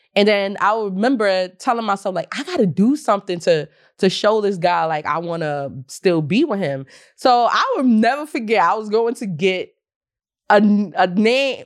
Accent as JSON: {"language": "English", "region": "the South", "country": "United States", "tie": "born or raised there", "said": "I remember growing up in the South"}